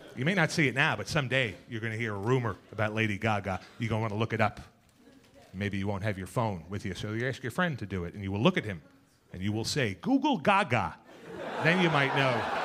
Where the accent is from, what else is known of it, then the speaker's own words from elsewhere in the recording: New York City, New York, United States; I was born and bred in Queens